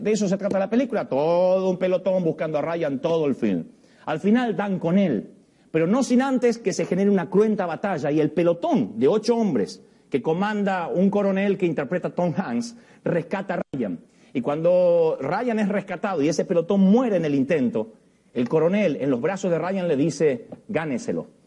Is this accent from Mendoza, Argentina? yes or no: no; Villa Ballester?, Buenos Aires, Argentina; soy de Billingur, Buenos Aires